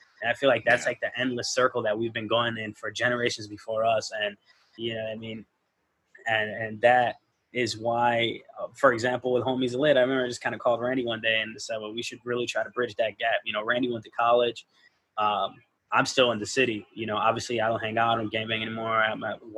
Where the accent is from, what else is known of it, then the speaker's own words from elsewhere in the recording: Chicago, Illinois, United States; I'm from Homer Park, so it was all, you know, insanes and maniacs